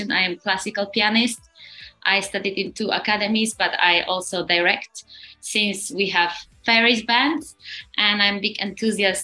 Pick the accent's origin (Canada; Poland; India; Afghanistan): Poland; we come from Poland